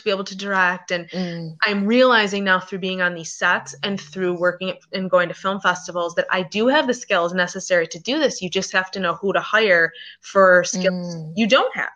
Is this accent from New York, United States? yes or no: yes; Buffalo, New York, United States; moved away; also born or lived in Los Angeles / Hawaii / Washington, District of Columbia, United States; I'm originally from Buffalo, New York, but I've lived in New York City, LA, Hawaii, all over the place, DC